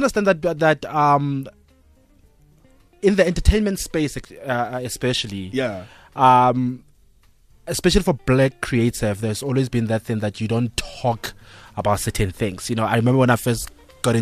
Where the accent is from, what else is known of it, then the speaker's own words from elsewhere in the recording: North West, South Africa; now in Johannesburg, South Africa; I'm a kid from Northwest